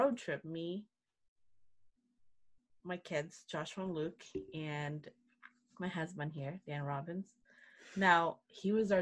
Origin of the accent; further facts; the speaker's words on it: Mindanao, Philippines; also born or lived in South Orange County, California; now in Orange County, United States; I grew up in the Philippines, in Mindanao